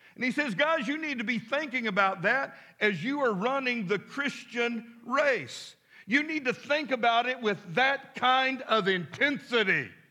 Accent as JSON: {"language": "English", "town": "Midland", "region": "Texas", "country": "United States", "tie": "born or raised there", "moved": "yes", "lives_now": "Fort Smith, United States", "said": "as a boy growing up in Midland, Texas"}